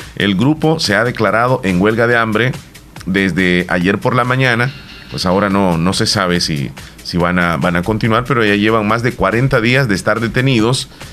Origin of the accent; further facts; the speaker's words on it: El Salvador; aquí todos somos salvadoreños